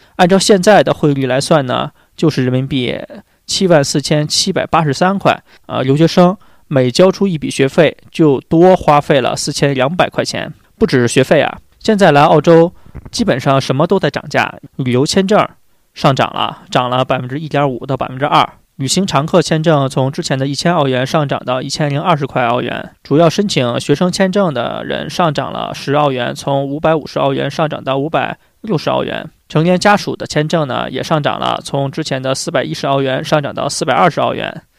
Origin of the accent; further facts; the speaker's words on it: China; 我们中国人